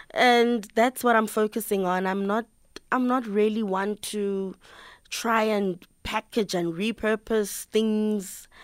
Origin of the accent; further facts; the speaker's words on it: South Africa; accent: South African; my South African accent